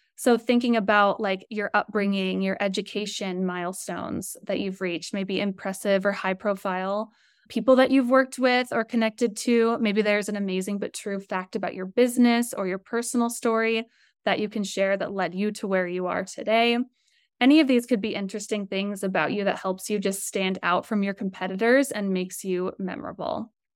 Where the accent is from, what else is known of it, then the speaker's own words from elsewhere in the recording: Colorado, United States; also born or lived in San Diego / Los Angeles; So I grew up in Colorado. I'm in Denver right now. Very shy girl from Colorado